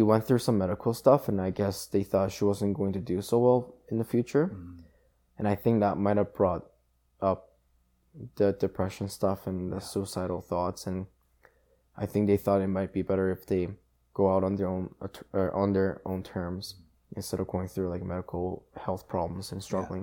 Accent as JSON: {"language": "English", "country": "South Korea", "tie": "born or raised there", "moved": "yes", "said": "I was born in South Korea"}